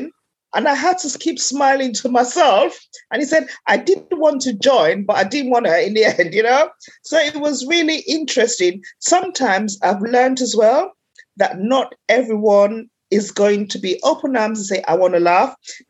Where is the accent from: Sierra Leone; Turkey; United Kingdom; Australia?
Sierra Leone; I was born in Sierra Leone in West Africa